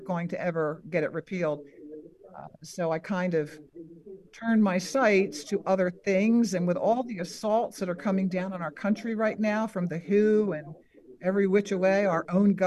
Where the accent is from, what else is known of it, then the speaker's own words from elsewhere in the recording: New Jersey, United States; moved away as an adult; also born or lived in Philadelphia, Pennsylvania / Florida; now in Bristol, Tennessee, United States; I was born in Philadelphia, raised in New Jersey, and when I retired, we moved to Florida